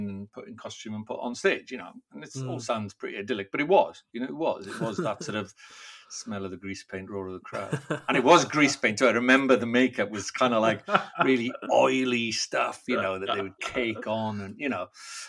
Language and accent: English; Wales, United Kingdom; first language Welsh; English is a second language; I'm Welsh, and performing is very much a part of Welsh life, especially growing up speaking Welsh